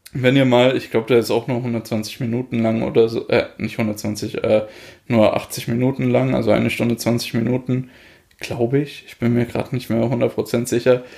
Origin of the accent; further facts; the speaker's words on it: Germany; bei uns in Deutschland